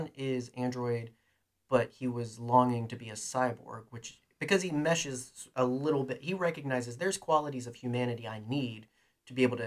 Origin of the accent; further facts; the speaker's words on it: United States; we're American